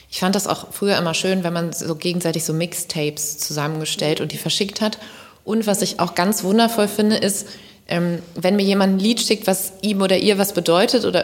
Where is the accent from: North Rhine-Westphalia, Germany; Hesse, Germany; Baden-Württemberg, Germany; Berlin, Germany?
North Rhine-Westphalia, Germany; accent: Kölsch; Für mich ist das einfach Musik in meiner Muttersprache. Und die ist halt eben nicht nur Hochdeutsch, sondern die ist auch Kölsch.